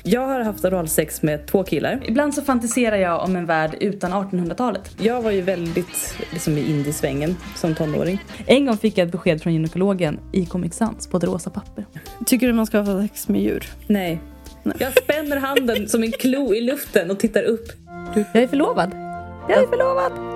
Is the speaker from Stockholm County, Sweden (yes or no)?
yes; Värmdö, Stockholm County, Sweden; accent: släpig stockholmska; Jag är ju från Värmdö, va? Och där pratar man lite som Mona Salin. Och det är den här släpiga stockholmskan